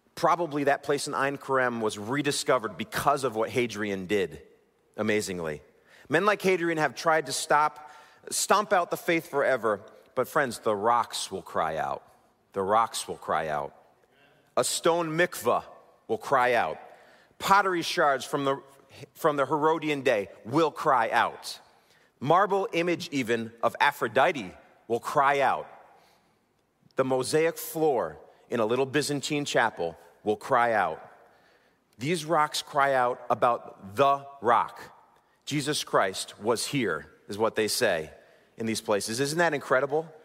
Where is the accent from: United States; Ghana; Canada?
United States; Waterbury, Connecticut; Waterbury, my hometown